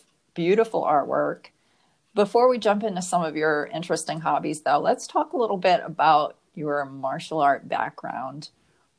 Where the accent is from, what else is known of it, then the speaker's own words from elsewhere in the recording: New England, United States; now in Tucson, United States; I grew up in New England